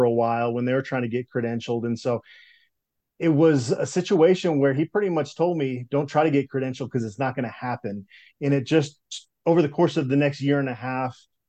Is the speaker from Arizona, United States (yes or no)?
yes; Phoenix, Arizona, United States; also born or lived in Minneapolis, Minnesota; So I was born in Minneapolis. We moved to the Phoenix area when I was going into sixth grade. So I kind of have Midwestern roots. That's where a lot of my family's from, but spent a lot of my childhood in the Arizona area